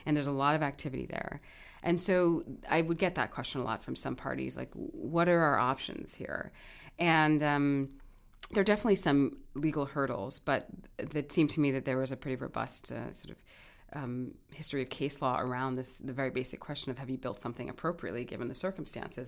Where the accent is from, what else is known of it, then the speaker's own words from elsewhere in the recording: New York City, New York, United States; also born or lived in Kingston, Jamaica; now in Hawaii, United States; I did grow up in New York City